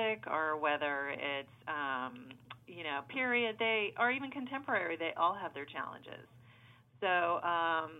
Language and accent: English; Savannah, Georgia, United States; moved away as an adult; now in Los Angeles, United States; I'm originally from Savannah, Georgia